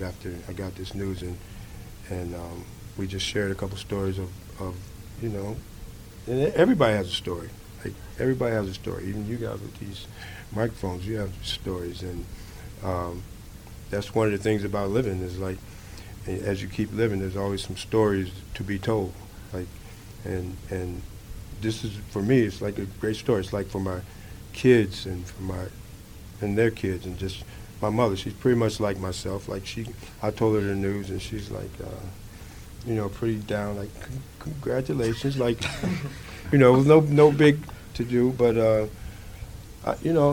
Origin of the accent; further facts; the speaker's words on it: Chicago, Illinois, United States; moved away as an adult; also born or lived in Texas; coming from where I came from Chicago